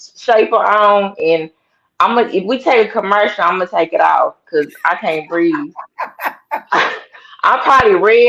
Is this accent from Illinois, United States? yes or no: no; Tulsa, Oklahoma, United States; I grew up and was born in Tulsa, Oklahoma